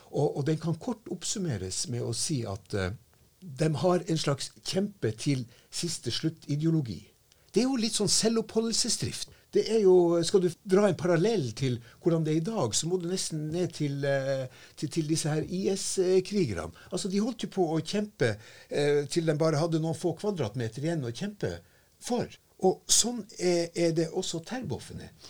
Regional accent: Finnmark, Norway; now in Tromsø, Norway; jeg har faktisk vokst opp med en løgn selv om jeg kommer fra Finnmark.

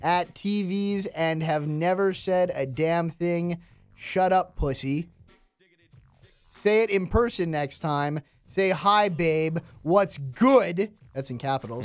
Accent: Canada; as a Canadian

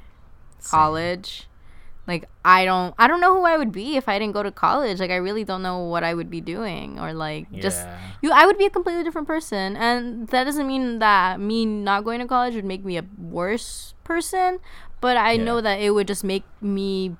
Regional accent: Los Angeles, California, United States; born or raised there; moved away as an adult

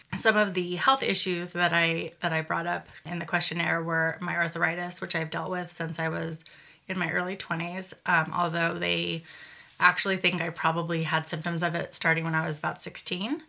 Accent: Redwood City, California, United States; where I grew up in Redwood City, and then where I moved

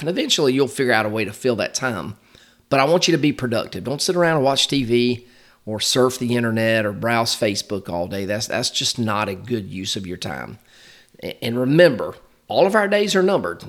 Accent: Macon, Georgia, United States; my hometown of Macon, Georgia

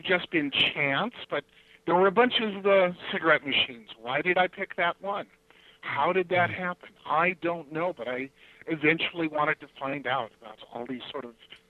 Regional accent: Chicago, Illinois, United States; born there; also born or lived in Los Angeles; I was born in Chicago, Illinois, and moved out to Los Angeles and lived there most of my life.

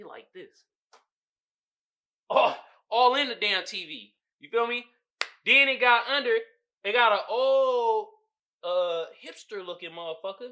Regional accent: Oakland, California, United States; I'm from Oakland.

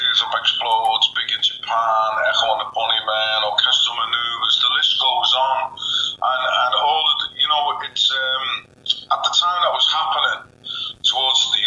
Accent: Merseyside, North West England, United Kingdom; born or raised there

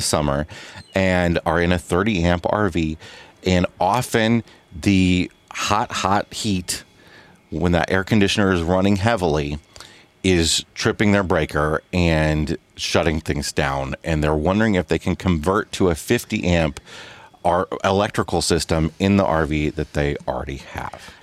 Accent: Midwest, United States; moved away as an adult; we thought we grew up in the Midwest

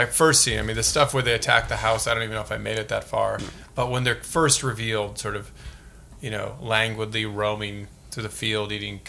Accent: St. Louis, Missouri, United States; I grew up in St. Louis

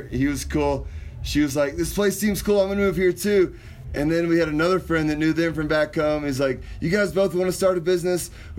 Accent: Winter Park, Colorado, United States; My hometown is Winter Park, Colorado.

